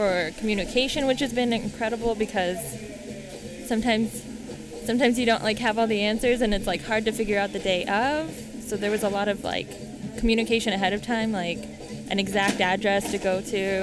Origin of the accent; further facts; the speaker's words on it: Stockton, California, United States; I'm from Stockton, California